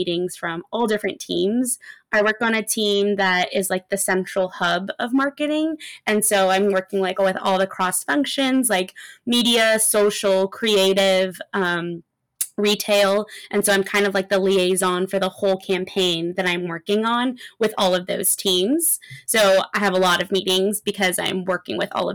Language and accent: English; Los Angeles, California, United States; I am from LA. I've lived in LA my whole life.